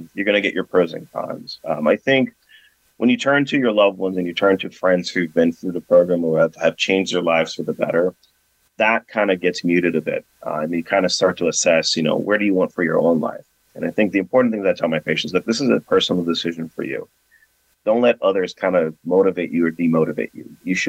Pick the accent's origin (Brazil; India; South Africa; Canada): Brazil; moved away; So I actually recently just came back from my home country. I'm from Brazil.